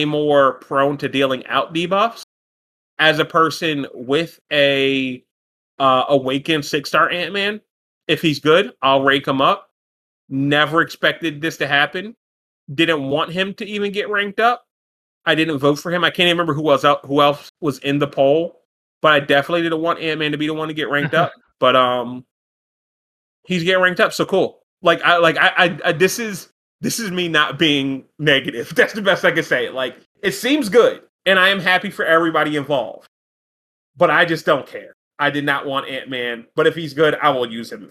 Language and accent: English; New Jersey, United States; I'm from New Jersey. I rep this shit all day, every day.